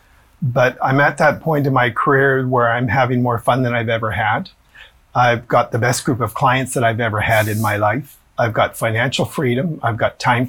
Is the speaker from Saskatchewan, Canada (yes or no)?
no; Edmonton, Alberta, Canada; I'm from Edmonton